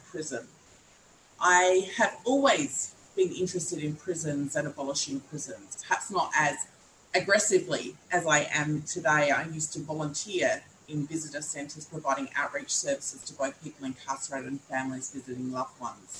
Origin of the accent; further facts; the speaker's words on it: Kaurna country, South Australia, Australia; I'm a Gunditjmara woman born and raised on Kaurna Yurta